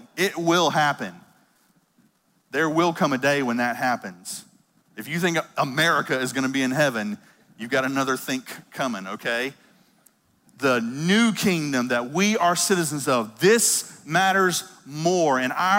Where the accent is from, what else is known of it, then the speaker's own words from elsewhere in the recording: United States; I'm as American as they are, as they come. I love America, and I'm so glad to be a citizen of this